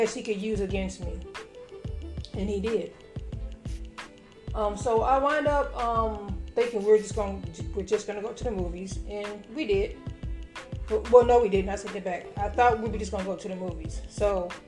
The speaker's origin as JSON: {"language": "English", "town": "Chicago", "region": "Illinois", "country": "United States", "also_born_or_lived": "Indianapolis, Indiana", "moved": "yes", "said": "I came from Indianapolis and came from Indianapolis when I got here. I came to Chicago. I wound up going back home to Chicago."}